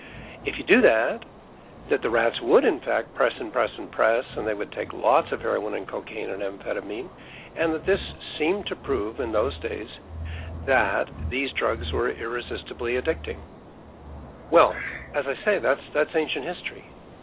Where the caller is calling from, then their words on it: Vancouver, British Columbia, Canada; Yes, I'm calling from Vancouver, British Columbia.